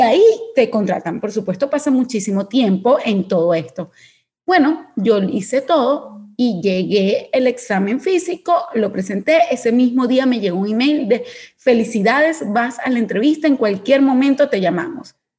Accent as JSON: {"language": "Spanish", "country": "Venezuela", "moved": "as an adult", "lives_now": "Panama", "said": "Yo, venezolana, situación país que todo el mundo conoce, yo salgo apenas me gradúo. Apenas yo me gradué de la universidad como economista, salí de una vez de Venezuela y llegó a Panamá."}